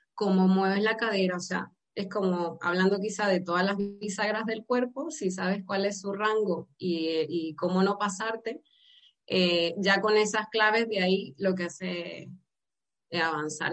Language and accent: Spanish; Venezuela; moved away as an adult; now in Almería, Spain; yo soy originalmente de Venezuela